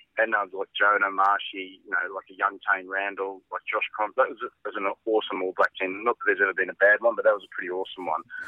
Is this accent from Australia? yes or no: yes; Australia